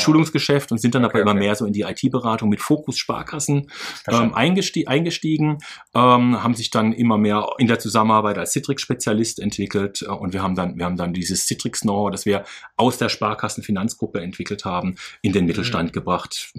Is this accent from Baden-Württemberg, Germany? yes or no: yes; Karlsruhe, Baden-Württemberg, Germany; ich bin fünfundzwanzig Jahre alt, ich komme aus Karlsruhe